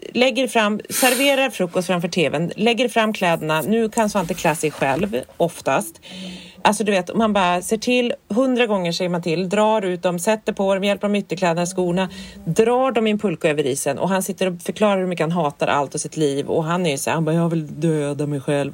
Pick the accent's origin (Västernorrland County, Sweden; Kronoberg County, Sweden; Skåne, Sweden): Västernorrland County, Sweden; Härnösand; moved away; för vi var uppe i Härnösand där jag kommer ifrån.